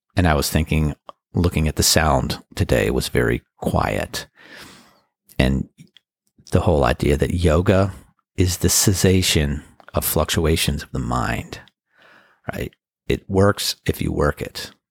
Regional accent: Annapolis, Maryland, United States; First time ever playing in Annapolis. That's my hometown

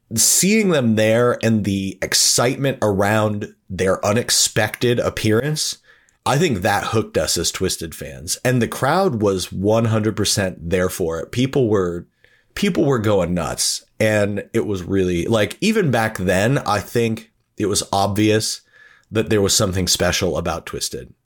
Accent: Erie, Pennsylvania, United States; moved away as an adult; We are all from Erie, Pennsylvania, and we all moved there together

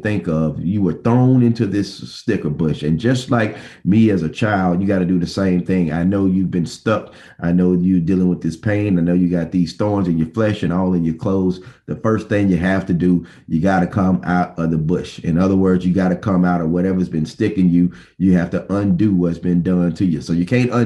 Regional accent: Bessemer, Alabama, United States; When I was a student, young man growing up in Bessemer, Alabama

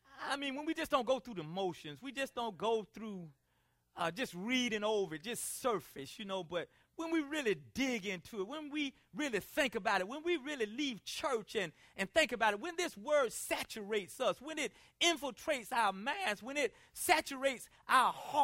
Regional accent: South Carolina, United States; Now, I'm from South Carolina, and over the years, my speech has changed a lot.

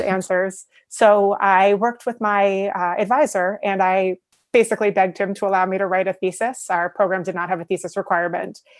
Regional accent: New York, United States; also born or lived in Buffalo, New York; I'm from New York

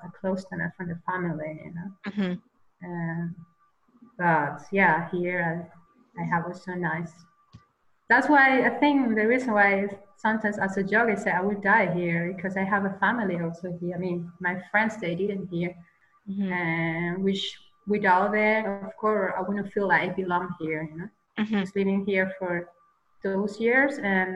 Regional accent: Caracas, Capital District, Venezuela; English is a second language; moved away as an adult; now in Austria; From Caracas, from the capital

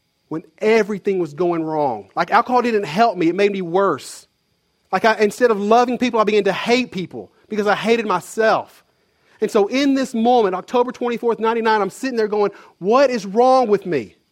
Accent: Conway, Arkansas, United States; moved away as an adult; There's no jobs in my hometown, Conway.

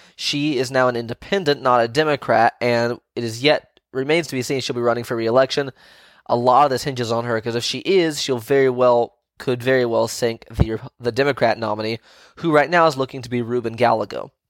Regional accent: Virginia, United States; my home state of Virginia

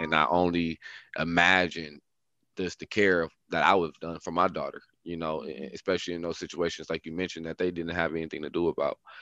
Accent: Milwaukee, Wisconsin, United States; growing up Milwaukee was definitely not easy.

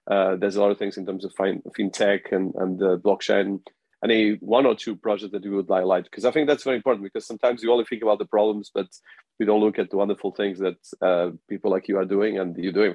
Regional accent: Australia; being an Australian that has been as well working in Africa and the UK

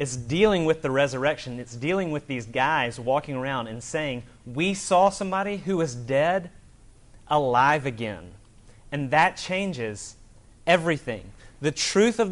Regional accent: Alabama, United States; I'm from Alabama

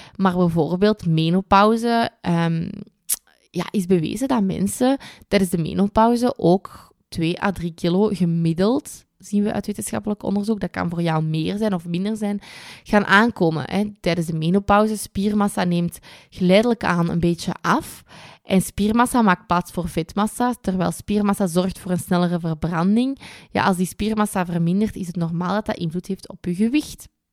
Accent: Kempen, Flanders, Belgium; bij ons in de Kempen

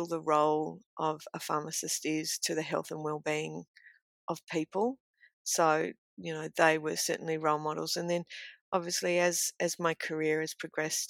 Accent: Trangie, New South Wales, Australia; moved away; most of my really formative years, so, you know, starting primary school and things like that, was in my hometown of Trangie, which is central west of New South Wales

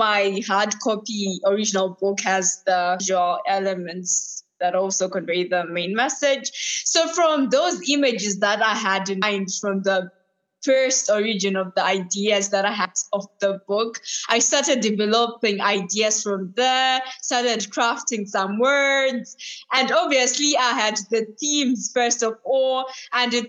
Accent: Zimbabwe; now in United Kingdom; I'm from the UK, but I'm originally from Zimbabwe.

